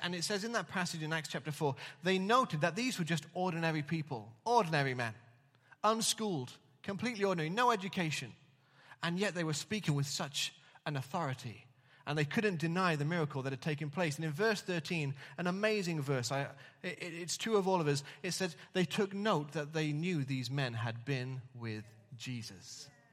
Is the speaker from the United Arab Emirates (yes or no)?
no; England, United Kingdom; now in Wales, United Kingdom; as an Englishman in Wales.